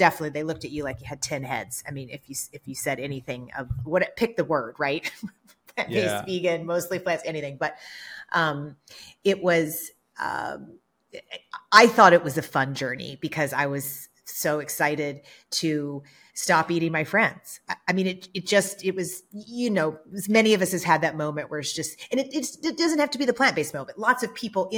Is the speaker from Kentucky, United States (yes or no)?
yes; Kentucky, United States; now in Los Angeles, United States; I grew up in the South in Kentucky